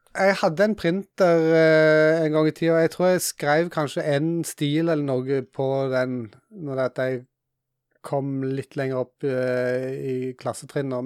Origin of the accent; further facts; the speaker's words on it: Jæren, Rogaland, Norway; i området som jeg vokste opp på Jæren